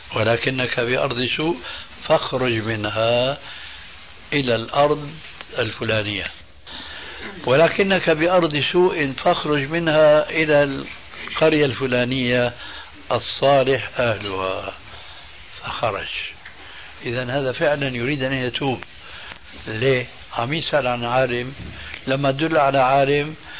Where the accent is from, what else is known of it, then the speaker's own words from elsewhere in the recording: Damascus, Damascus Governorate, Syria; دخلت المسجد في عندنا في دمشق